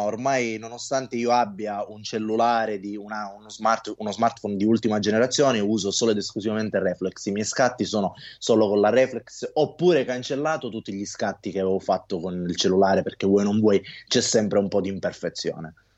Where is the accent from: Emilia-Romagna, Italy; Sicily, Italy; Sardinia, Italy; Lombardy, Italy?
Sicily, Italy; da buon siciliano